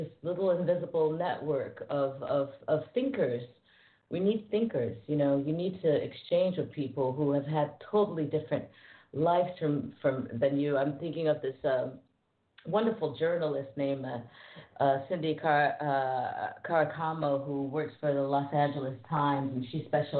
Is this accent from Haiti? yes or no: no; Paris, Île-de-France, France; I grew up in France. I grew up in Paris, so it's normal. I'm fluent in French